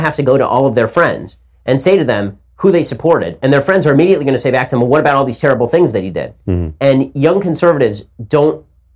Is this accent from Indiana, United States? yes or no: no; Los Angeles, California, United States; I grew up in Hollywood, because I grew up in Los Angeles